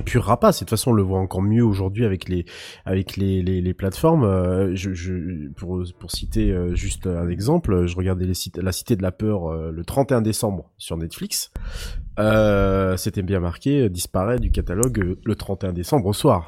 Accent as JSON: {"language": "French", "country": "France", "said": "chez nous en France"}